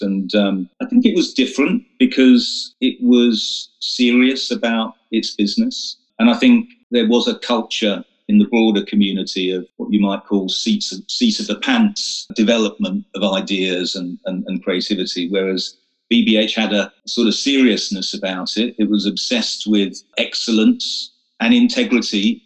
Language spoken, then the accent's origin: English; Romford, East of England, United Kingdom; moved away as an adult; also born or lived in Oxford; now in London, United Kingdom; I grew up in Essex.